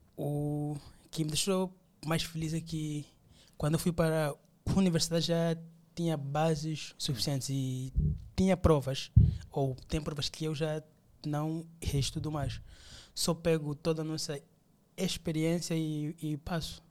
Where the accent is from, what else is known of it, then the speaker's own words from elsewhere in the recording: Luanda, Luanda Province, Angola; also born or lived in Benguela; É, já sou de Luanda, né? uhum. né? Claro. Voltei para Luanda